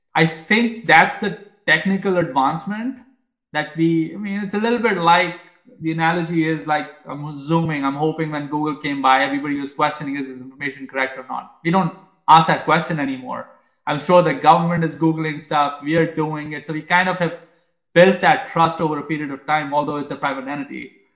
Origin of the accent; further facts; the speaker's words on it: India; moved away; I grew up in India